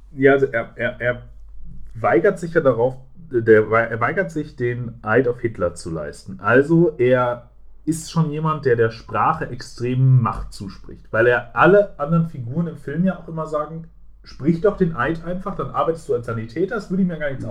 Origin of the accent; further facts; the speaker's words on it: Germany; privilegiert als Deutscher, der äh, Englisch kann.